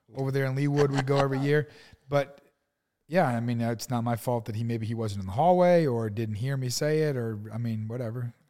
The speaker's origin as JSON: {"language": "English", "region": "East Coast", "country": "United States", "tie": "born or raised there", "also_born_or_lived": "Arizona", "moved": "yes", "said": "I grew up on the East Coast"}